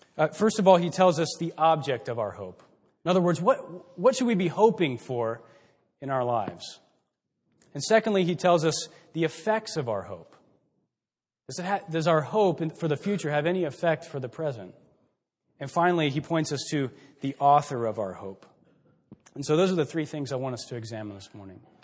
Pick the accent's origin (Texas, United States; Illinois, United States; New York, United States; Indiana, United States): Texas, United States; moved away as an adult; also born or lived in Billings, Montana; now in Mansfield, United States; we're from Texas